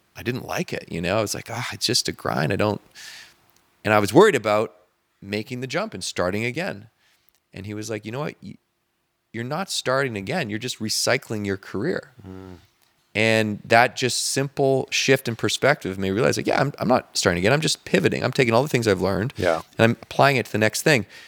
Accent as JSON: {"language": "English", "country": "Canada", "moved": "yes", "lives_now": "Marina del Rey, United States", "said": "just being Canadian"}